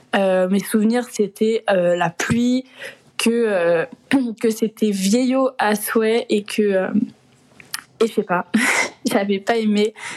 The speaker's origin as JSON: {"language": "French", "country": "France", "also_born_or_lived": "London", "moved": "as an adult"}